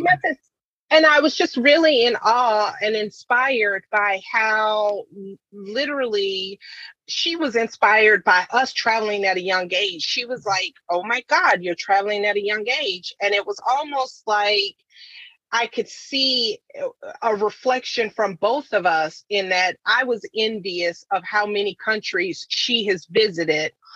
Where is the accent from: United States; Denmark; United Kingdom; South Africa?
United States; South Carolina; growing up in South Carolina